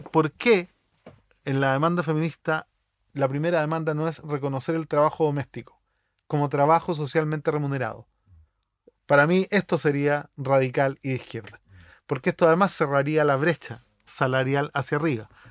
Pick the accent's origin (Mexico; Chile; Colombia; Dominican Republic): Chile; Yo soy chileno, pero soy de origen palestino